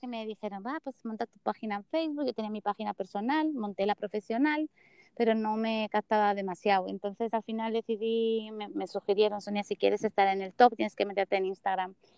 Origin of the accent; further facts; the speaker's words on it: Spain; now in United States; adoro España y, mi tierra